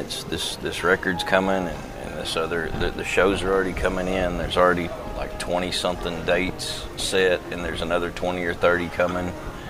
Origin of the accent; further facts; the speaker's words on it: the South, United States; born there; I always say I was born in the South, but I've been cultured since.